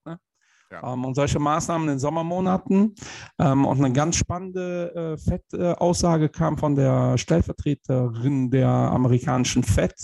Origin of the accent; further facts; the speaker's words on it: Germany; wir als Deutsche